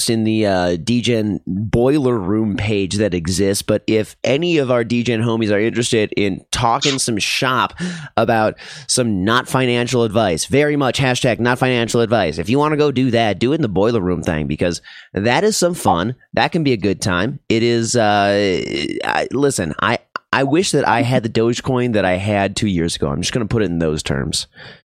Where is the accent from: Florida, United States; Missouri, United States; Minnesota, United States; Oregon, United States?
Minnesota, United States; now in Denver, United States; I'm from Minnesota